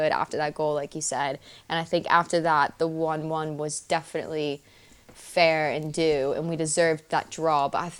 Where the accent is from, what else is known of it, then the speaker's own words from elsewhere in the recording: United States; I'm saying that as an American